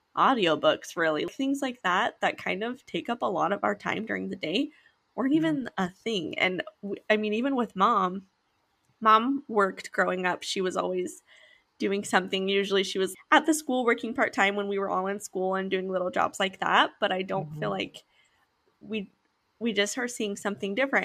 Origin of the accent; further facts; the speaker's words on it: Utah, United States; we grew up in Utah